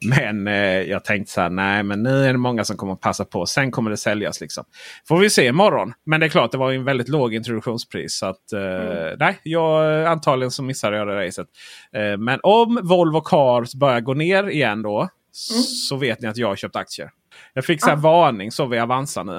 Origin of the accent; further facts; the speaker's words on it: Blekinge, Sweden; jag är från Blekinge